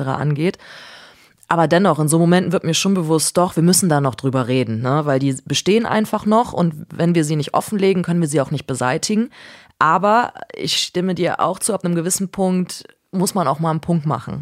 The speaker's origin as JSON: {"language": "German", "town": "Cologne", "region": "North Rhine-Westphalia", "country": "Germany", "tie": "born or raised there", "said": "ich komme äh, komm aus Köln, so und damals war das einfach so Familienbild"}